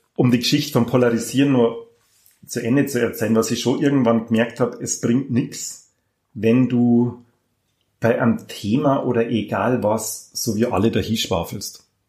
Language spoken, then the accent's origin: German; Passau, Bavaria, Germany; also born or lived in Auerbach; ich bin katholisch behütet, brav in Passau aufgewachsen.